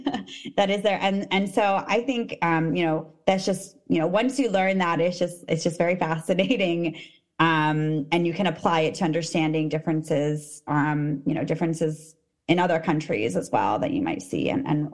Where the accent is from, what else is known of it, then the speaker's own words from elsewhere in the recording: Armenia; moved away; So we came from Armenia, actually.